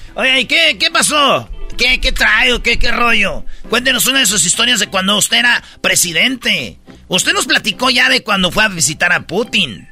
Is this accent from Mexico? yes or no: yes; Tepatitlán, Jalisco, Mexico; yo soy de Tepatitlán. Somos jaliscienses